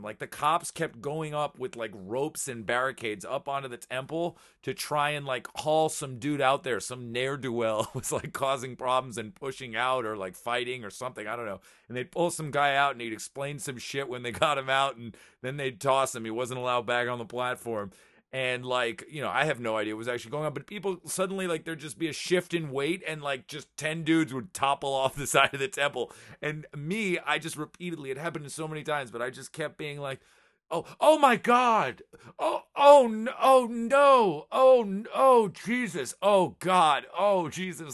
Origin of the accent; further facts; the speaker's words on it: United States; I'm American